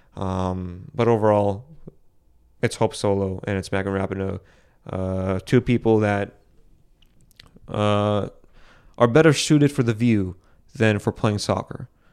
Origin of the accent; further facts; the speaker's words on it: Boston, Massachusetts, United States; I'm from Boston